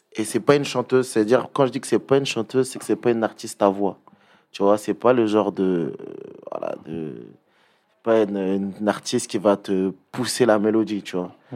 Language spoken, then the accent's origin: French; Pierrefitte-sur-Seine, Île-de-France, France; je viens de Perth. 93 380